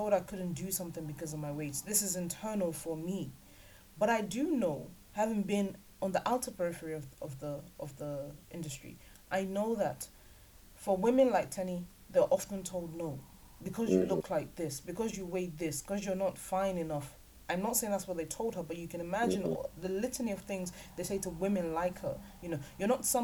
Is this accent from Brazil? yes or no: no; Nigeria; we're Nigerian